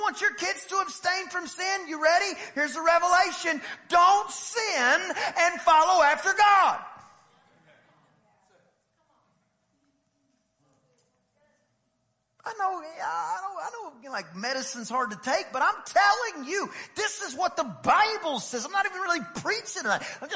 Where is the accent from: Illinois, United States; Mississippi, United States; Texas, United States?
Texas, United States; East; I'm from East Texas